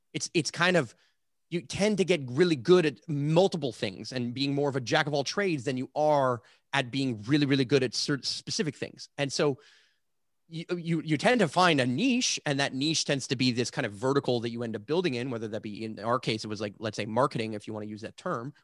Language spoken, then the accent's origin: English; Canada; I say this as a Canadian